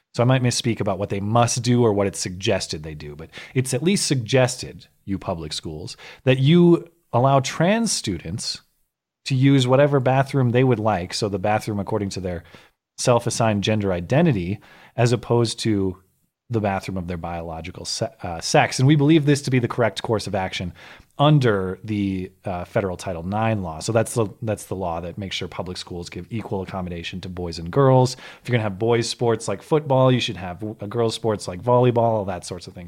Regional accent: United States; as an American

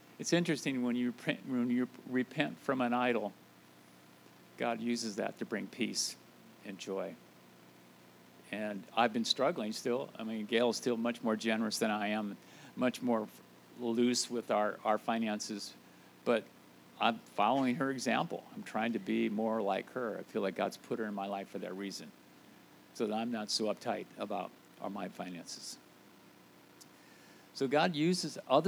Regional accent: Iowa, United States; moved away as an adult; now in Vermont, United States; I grew up in Iowa, so I felt like I'd had my quota of snow and winter

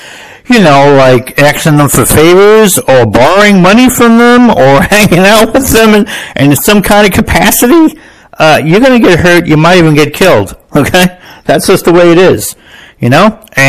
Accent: New Jersey, United States; I grew up in New Jersey. There was people like that in my neighborhood.

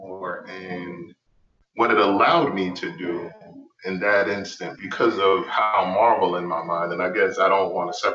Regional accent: New York City, New York, United States; moved away; I'm from the Bronx originally

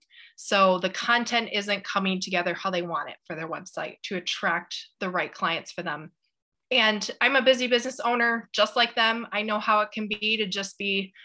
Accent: Grand Rapids, Michigan, United States; I'm from Grand Rapids, Michigan

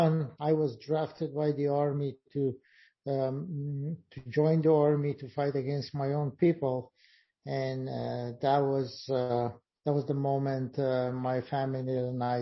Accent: Afghanistan; moved away as an adult; now in New York, United States; I came from Afghanistan as a refugee in 1982, and I've been living in New York for the last 27 years.

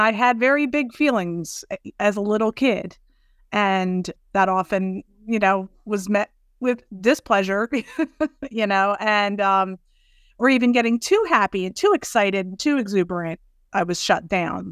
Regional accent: Southern New Jersey, United States; I'm from Southern New Jersey.

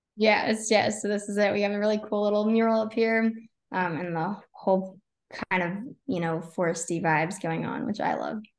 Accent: Texas, United States; moved away as an adult; now in Tampa, United States; so I'm originally from Texas, all my family's still there

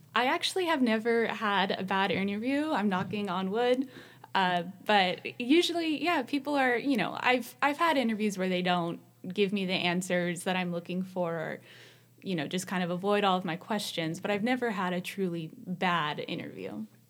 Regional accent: Central Valley, California, United States; I grew up in the Central Valley

